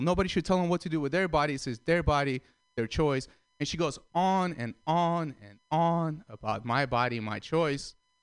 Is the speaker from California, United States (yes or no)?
yes; San Francisco, California, United States; I'm from San Francisco